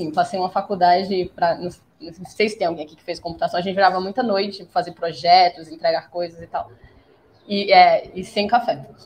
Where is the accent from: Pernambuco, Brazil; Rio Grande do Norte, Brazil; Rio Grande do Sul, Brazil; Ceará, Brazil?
Pernambuco, Brazil; Recife; now in São Paulo, Brazil; É, eu tô em São Paulo atualmente, mas eu sou uma recifense, é, nascida e criada em Recife, não tão criada em Recife, né? Eu morei em sete estados brasileiros